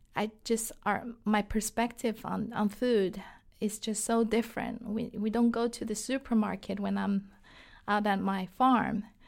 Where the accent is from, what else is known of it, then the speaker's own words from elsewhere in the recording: Shanghai, China; English is a second language; moved away as an adult; now in United States; I was born and raised in Shanghai, China